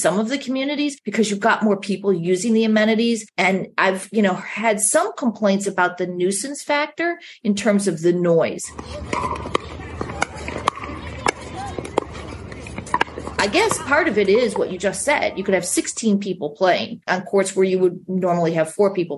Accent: Chicago, Illinois, United States; moved away; I grew up in Chicago, and we played at the Chicago Racquet Club.

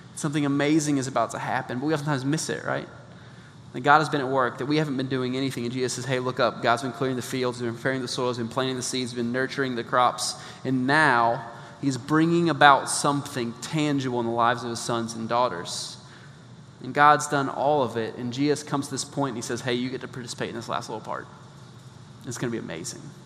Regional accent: Midwest, United States; moved away; I grew up in the Midwest

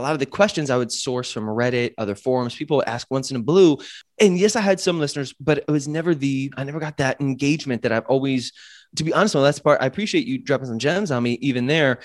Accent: United States; moved away as an adult; also born or lived in Chiang Mai, Thailand; being American

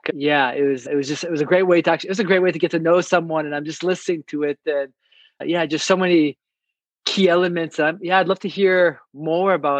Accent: Canada; also born or lived in Iran / Colorado / Argentina / Costa Rica; now in Park City, United States; I'm a Canadian. That's where I grew up and born in Iran

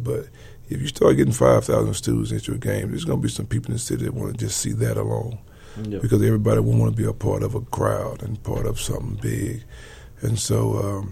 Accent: Alabama, United States; now in Houston, United States; from my hometown, from Alabama

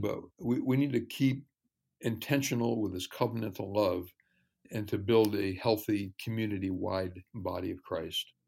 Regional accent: New York, United States; I grew up in New York State

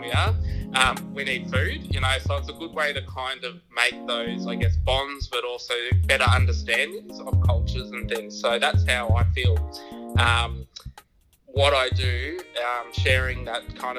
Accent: Canberra, Australian Capital Territory, Australia; moved away as an adult; also born or lived in Dubbo region, New South Wales; I was born and raised in Ngunnawal country in Canberra, where I spent a good 37 years of my life.

